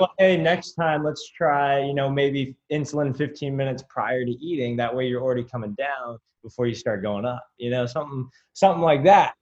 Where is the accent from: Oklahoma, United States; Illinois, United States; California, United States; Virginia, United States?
California, United States; now in Florida, United States; I'm from California, um, but I'm out in Florida right now